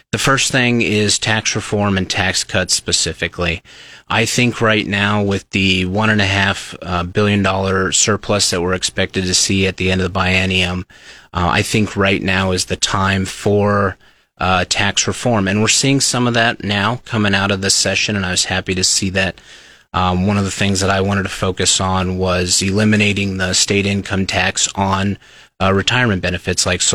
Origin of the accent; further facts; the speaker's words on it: Seward County, Nebraska, United States; now in Lincoln, United States; I am a lifelong Nebraskan. I'm originally from Seward County, grew up on a farm there.